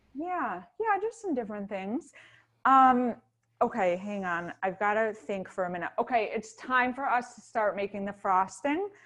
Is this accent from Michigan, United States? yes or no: yes; Ann Arbor, Michigan, United States; In Ann Arbor, Michigan